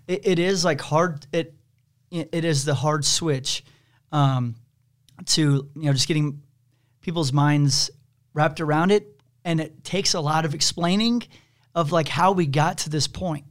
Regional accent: Kansas City, United States; I grew up in Kansas City

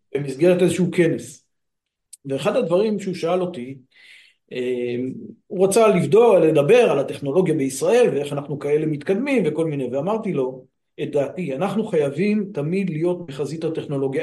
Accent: Afikim, Northern District, Israel; אני גדלתי בקיבוץ, קיבוץ אפיקים בעמק הירדן

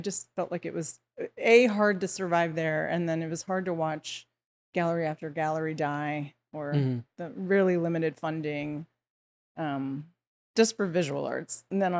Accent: California, United States; now in Los Angeles, United States; I'm from the San Francisco Bay Area.

